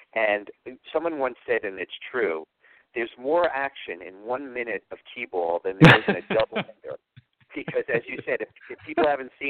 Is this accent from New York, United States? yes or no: yes; New York City, New York, United States; when I was growing up and I grew up in New York, the only thing over here was rail yards and parking lots